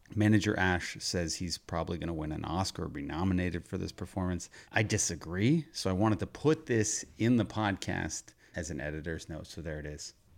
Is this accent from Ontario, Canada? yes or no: yes; Hamilton, Ontario, Canada; we're from Hamilton